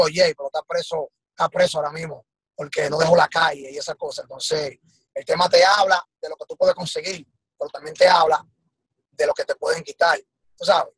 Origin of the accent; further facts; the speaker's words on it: Dominican Republic; nosotros, los, talentos de allá de RD